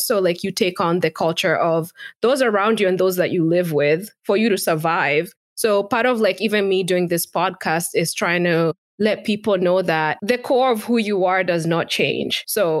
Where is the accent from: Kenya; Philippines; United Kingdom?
Kenya; now in United States; as a Kenyan woman who's been living in America for so many years